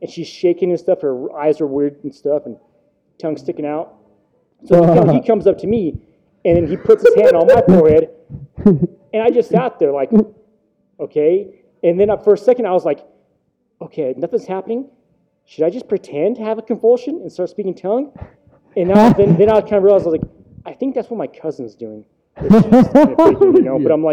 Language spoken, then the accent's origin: English; Idaho, United States; I grew up in Flint, Idaho